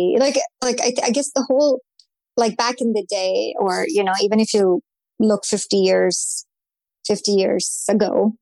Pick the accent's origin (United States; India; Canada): India; moved away as an adult; I grew up in India.